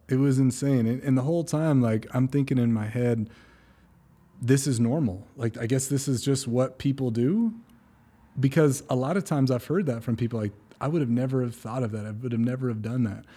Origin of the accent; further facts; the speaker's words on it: California, United States; moved away; I'm originally from California, so I'm living on the Central Coast